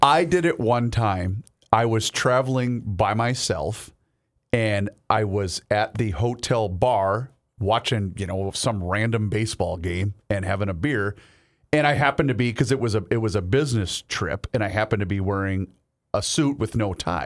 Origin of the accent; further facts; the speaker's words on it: Faribault, Minnesota, United States; moved away; when I was growing up in Faribault